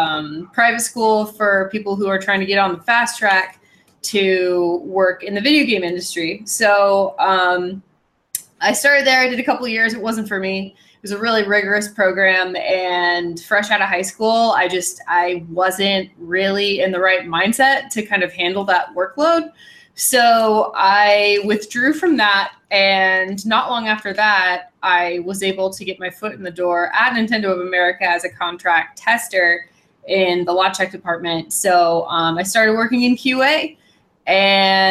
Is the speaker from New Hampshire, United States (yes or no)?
no; Redmond, Washington, United States; I grew up in Redmond, Washington